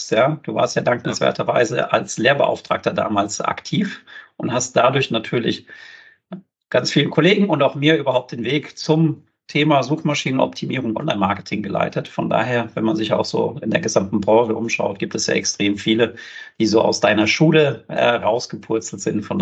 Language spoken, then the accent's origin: German; Riedstadt, Hesse, Germany; also born or lived in Groß-Gerau; ich bin äh, in Groß-Gerau damals geboren worden und dann in Riedstadt, also quasi eins Griesheim, Riedstadt, dann halt weiter Richtung Rhein, da bin ich aufgewachsen.